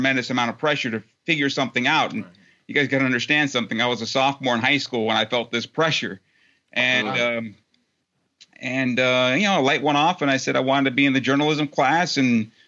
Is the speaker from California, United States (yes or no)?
yes; San Diego, California, United States; there was a satellite campus in my hometown of San Diego